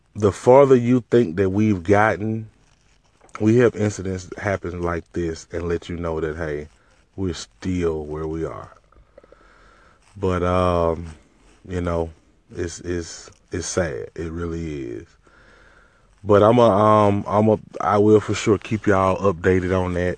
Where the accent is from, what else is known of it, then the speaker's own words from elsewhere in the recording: Mississippi, United States; I'm from Mississippi